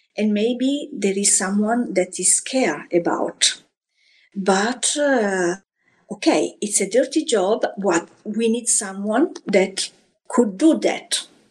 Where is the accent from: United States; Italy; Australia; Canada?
Italy; Florence, Tuscany; now in France; I grew up in Florence, where I was born almost a century ago.